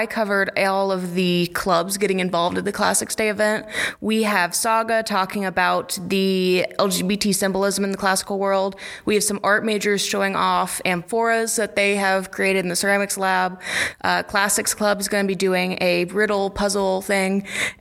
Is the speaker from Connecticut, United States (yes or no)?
no; Illinois, United States; I am from Watauga, Illinois